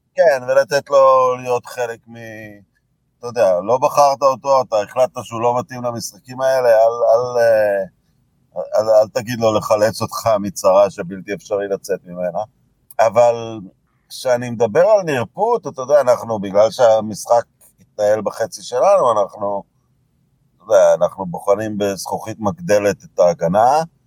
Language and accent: Hebrew; Israel; גדלנו במדינה שלא הייתה קולוניה בריטית